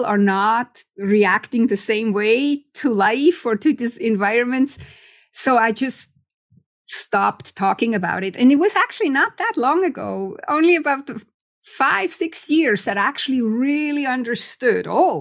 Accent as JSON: {"language": "English", "country": "Switzerland", "moved": "yes", "said": "I'm originally from Switzerland."}